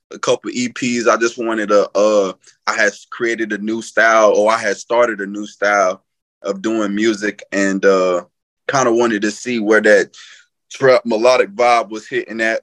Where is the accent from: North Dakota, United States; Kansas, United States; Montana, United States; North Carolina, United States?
North Carolina, United States; moved away; I'm originally from North Carolina. Lived all over. You can just probably pretty much say the state is my home.